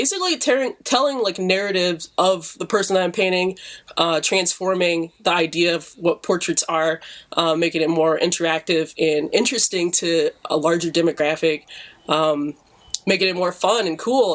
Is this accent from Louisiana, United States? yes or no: no; Detroit, Michigan, United States; I'm an artist from Detroit, born and raised